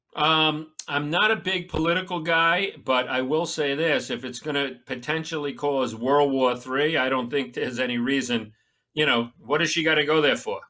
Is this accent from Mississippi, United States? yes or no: no; Long Island, New York, United States; moved away; I'm a Long Island maggot